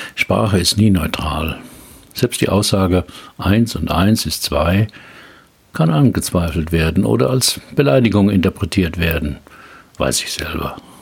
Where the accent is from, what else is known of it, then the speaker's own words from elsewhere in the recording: Heidelberg, Baden-Württemberg, Germany; Heidelberger Schloss, meiner Geburtsstadt